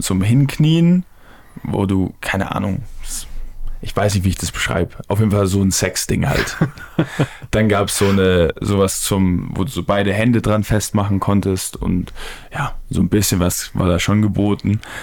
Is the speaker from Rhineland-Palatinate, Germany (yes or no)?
no; Stuttgart, Baden-Württemberg, Germany; als Stuttgarter